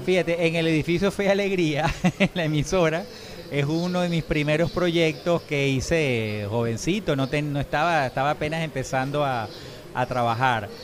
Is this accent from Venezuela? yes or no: yes; Venezuela; a pesar de ser, como te digo, sangre italiana, decir yo soy venezolano